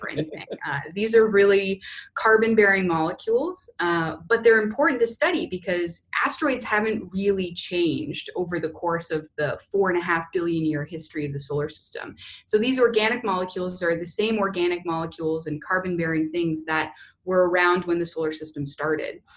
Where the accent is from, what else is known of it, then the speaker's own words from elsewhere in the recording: Canada; moved away as an adult; also born or lived in Houston, United States; now in Indiana, United States; I'm actually originally uh, from Canada and did my undergraduate degree up there and then moved down to uh, the US for grad school